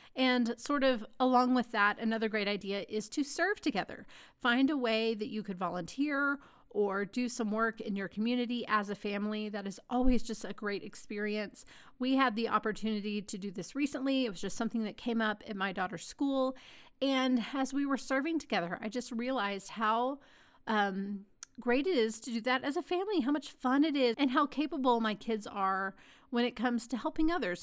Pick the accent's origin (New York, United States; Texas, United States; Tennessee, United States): Texas, United States; Dallas; growing up in Dallas